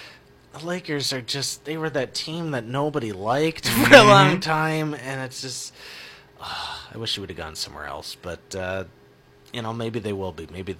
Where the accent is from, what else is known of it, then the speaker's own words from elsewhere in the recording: Minnesota, United States; Yeah, I'm from Minnesota